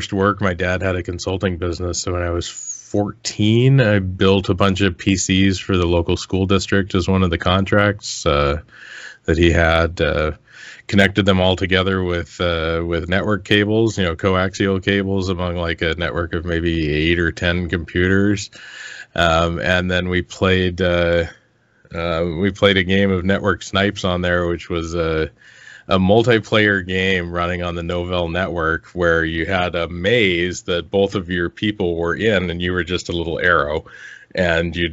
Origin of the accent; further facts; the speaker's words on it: Olympic Peninsula, Washington, United States; I grew up in the Seattle area, kind of the suburbs, or more the rural, the what's called the Olympic Peninsula of Washington State